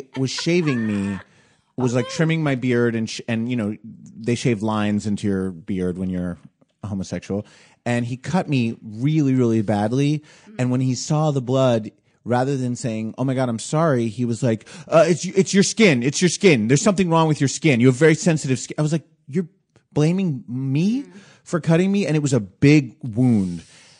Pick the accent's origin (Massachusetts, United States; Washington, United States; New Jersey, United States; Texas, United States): New Jersey, United States; Originally New Jersey, just over the river.